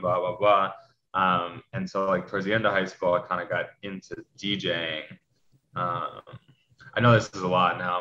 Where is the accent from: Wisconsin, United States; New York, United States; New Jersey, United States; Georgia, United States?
New York, United States; New York City; growing up in New York City, um, you know, I went to a big high school around 3,000 kids.